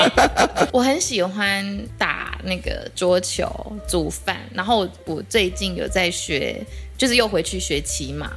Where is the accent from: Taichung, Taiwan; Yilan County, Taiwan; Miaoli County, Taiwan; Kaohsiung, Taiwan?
Kaohsiung, Taiwan; moved away; also born or lived in Taipei; 我是高雄人